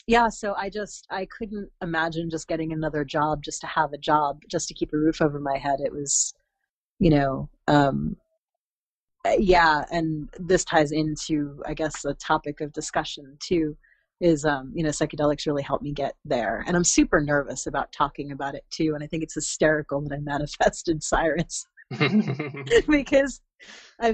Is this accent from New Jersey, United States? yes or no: yes; central New Jersey, United States; also born or lived in Brooklyn / Oregon; I grew up in central New Jersey